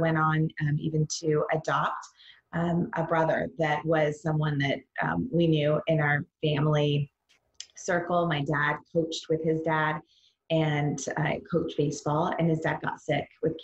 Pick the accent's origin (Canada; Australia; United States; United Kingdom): United States; Vancouver, Washington; I grew up in what we call America's Vancouver